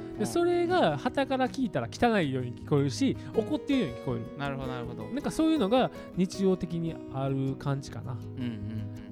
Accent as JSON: {"language": "Japanese", "town": "Kishiwada", "region": "Osaka", "country": "Japan", "tie": "born or raised there", "moved": "yes", "said": "僕生まれ育った町がそういう文化"}